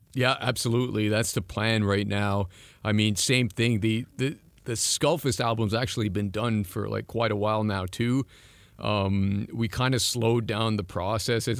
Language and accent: English; East Coast, Atlantic Canada, Canada; first language French; English is a second language; moved away; I'm from the East Coast